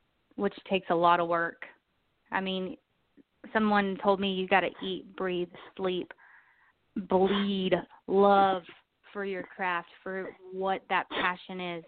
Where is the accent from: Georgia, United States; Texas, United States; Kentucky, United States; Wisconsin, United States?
Texas, United States; moved away as an adult; now in Nashville, United States; I'm from Texas.